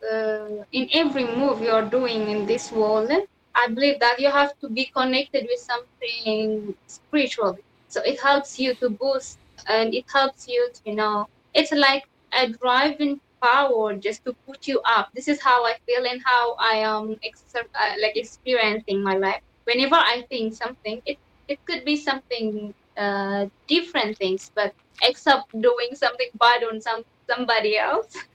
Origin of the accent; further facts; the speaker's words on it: Ethiopia; English is a second language; even inside in Ethiopia, which I went to university. It's uh, like it's not in my hometown, somewhere different city. It's called Villa. So, you know, in Ethiopia there is uh, like 86 kind of culture and language, more more than 86.